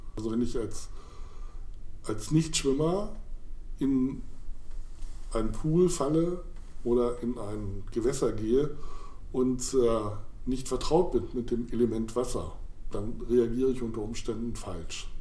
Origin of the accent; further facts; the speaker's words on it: Weserbergland, near Holzminden, Lower Saxony, Germany; also born or lived in Hamburg / Mainz / Oelde; now in Hannover, Germany; Ich bin aufgewachsen im Weserbergland in der Nähe von Holzminden